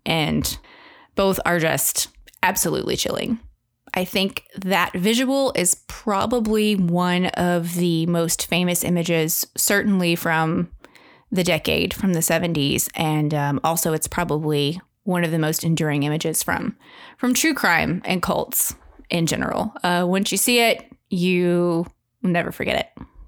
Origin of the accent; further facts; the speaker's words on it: Van Buren, Arkansas, United States; also born or lived in Texas; I grew up in Van Buren, Arkansas